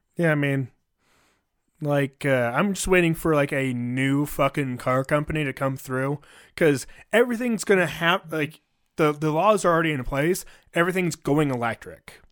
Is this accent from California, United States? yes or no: yes; California, United States; now in Colorado, United States; I'm from Cali